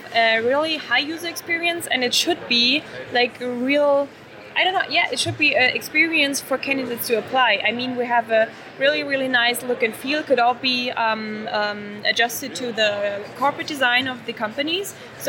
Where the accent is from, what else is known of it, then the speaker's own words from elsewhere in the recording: Germany; I think, I mean, we're from Germany.